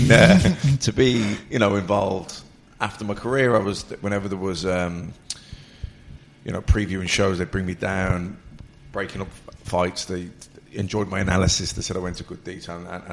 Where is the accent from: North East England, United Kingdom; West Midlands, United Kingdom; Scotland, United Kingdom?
West Midlands, United Kingdom; Birmingham; accent: Birmingham; I've been blessed with a Birmingham accent